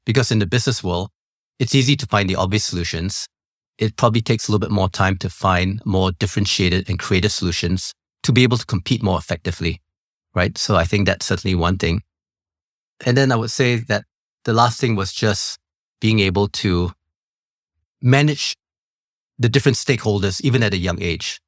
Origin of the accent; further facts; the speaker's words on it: Singapore; I was born in Singapore